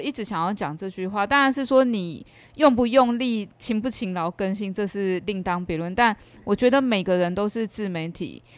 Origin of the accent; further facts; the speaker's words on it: Yonghe, former Taipei County, New Taipei, Taiwan; moved away as an adult; now in Chiayi, Taiwan; 我从小是在以前的台北县，就是现在新北市永和哦，长大